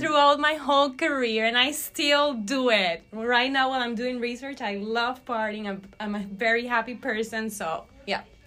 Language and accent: English; Barquisimeto, Lara, Venezuela; moved away as an adult; now in United States; I graduated from med school in Venezuela, in my hometown Barquisimeto, back in 2018